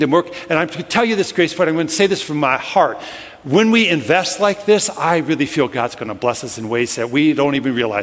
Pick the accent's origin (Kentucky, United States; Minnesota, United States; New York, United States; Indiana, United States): Minnesota, United States; I'm from Minnesota.